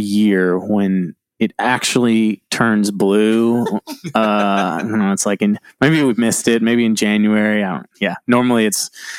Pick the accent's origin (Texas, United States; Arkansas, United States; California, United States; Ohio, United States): Texas, United States; Brazosport; So two of us, that's …, me speaking, and Greg, we grew up down in the Brazosport area of Texas. That's sort of an hour south of Houston, Texas, down on the Gulf Coast.